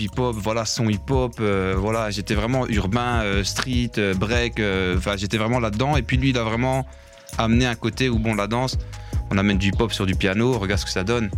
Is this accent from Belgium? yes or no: yes; La Louvière, Wallonia, Belgium; j'ai 36 ans, je viens de la Louvière